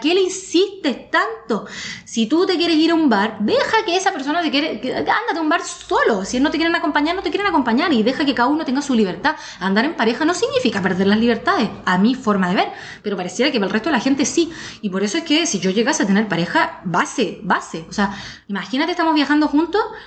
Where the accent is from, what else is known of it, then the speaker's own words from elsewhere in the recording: Chile; moved away as an adult; also born or lived in Australia; soy sudamericana y, siempre tengo miedo que me hagan algo porque nací en un lugar eh, mm, de delincuencia